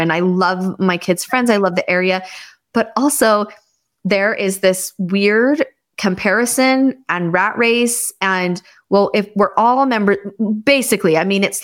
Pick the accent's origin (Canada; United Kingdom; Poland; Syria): Canada; born there; also born or lived in Irvine / Los Angeles; so I was born in Canada. My dad's whole family's Canadian. And then I lived in California.